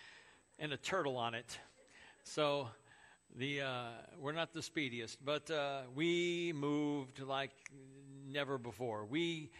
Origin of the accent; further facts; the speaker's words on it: Crown Point, Indiana, United States; I grew up in Crown Point